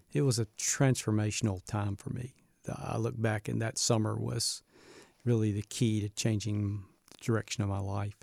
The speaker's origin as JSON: {"language": "English", "town": "Birmingham", "region": "Alabama", "country": "United States", "tie": "born or raised there", "moved": "yes", "said": "I grew up in a Southern Baptist home, and so I'm originally from Birmingham, Alabama"}